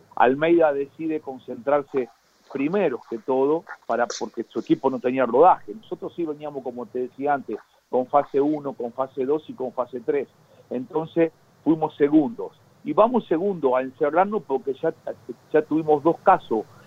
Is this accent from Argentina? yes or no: yes; Corral de Bustos, Córdoba, Argentina; moved away; a mi pueblo, yo soy de Corral de Bustos